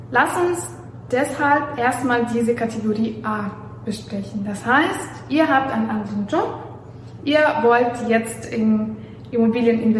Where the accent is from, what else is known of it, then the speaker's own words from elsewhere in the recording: Belarus; German is a second language; moved away as an adult; also born or lived in Warsaw, Poland; now in Germany; was ich äh, noch sagen möchte, dass ich aus Weißrussland herkomme. Also ich bin in Weißrussland aufgewachsen, dann habe ich äh, Bachelor und Master in Warschau gemacht